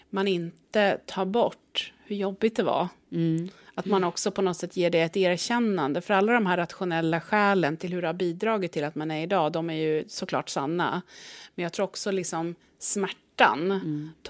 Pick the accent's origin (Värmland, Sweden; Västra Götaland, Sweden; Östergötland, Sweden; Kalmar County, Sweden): Östergötland, Sweden; Men jag är ju östgöte då, om man ska mm. liksom, sätta mig någonstans på kartan.